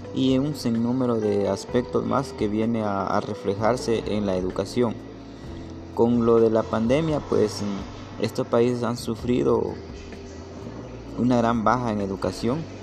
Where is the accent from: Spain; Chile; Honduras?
Honduras